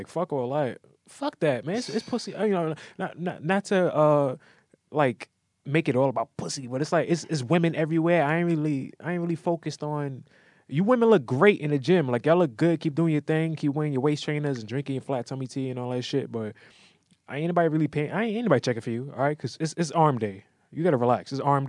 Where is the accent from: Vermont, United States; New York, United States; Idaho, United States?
New York, United States; New York City; I'm from the Bronx.